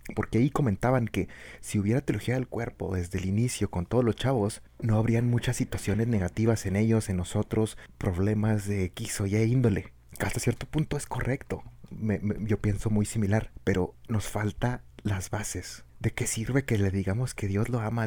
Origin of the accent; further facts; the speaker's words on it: Chihuahua, Mexico; acá del norte, pues obviamente somos, somos, somos de Chihuahua